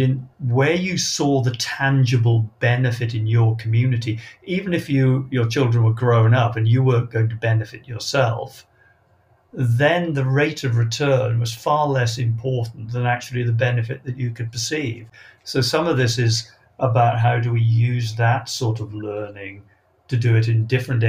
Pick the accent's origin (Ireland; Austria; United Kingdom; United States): United Kingdom; Wales; I come from Wales